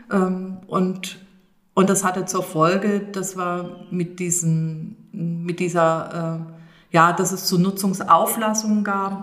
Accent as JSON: {"language": "German", "region": "Thuringian Rhön", "country": "Germany", "tie": "born or raised there", "said": "als auch gebürtige Rönerin"}